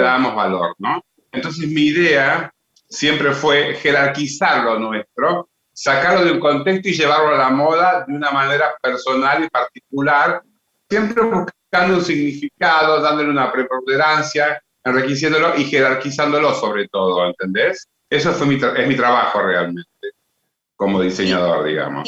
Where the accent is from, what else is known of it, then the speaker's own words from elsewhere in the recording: Salta, Argentina; yo soy salteño y creo que siempre tuve la vivencia de convivir con todo este tipo de artesanías y artesanos de mi provincia